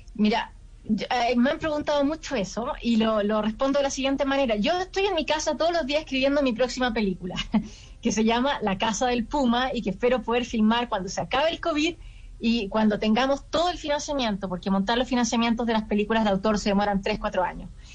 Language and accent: Spanish; Chile; now in Paris, France; yo lo filmo en Chile, ¿no? que es donde, de donde vengo